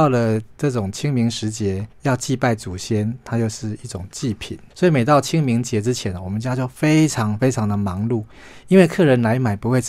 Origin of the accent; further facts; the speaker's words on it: Taiwan; 所以很像是我们台湾人们这样的那种坚强